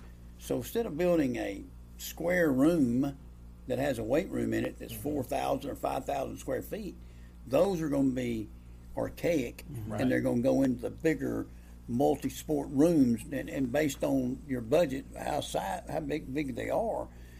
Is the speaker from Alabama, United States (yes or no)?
yes; Heflin, Alabama, United States; also born or lived in Ohatchee, Alabama / Eufaula, Alabama; I grew up in Moachie, and in Heflin